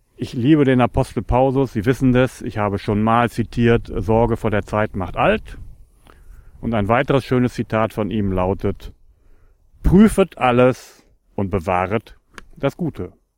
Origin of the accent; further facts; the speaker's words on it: Northern Germany, Germany; ich komme aus Norddeutschland und liebe meine Heimat.